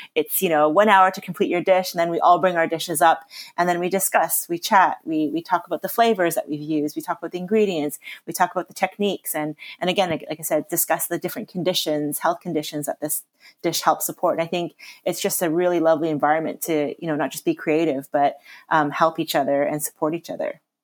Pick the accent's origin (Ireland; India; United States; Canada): Canada; now in England; I was born and raised in Canada.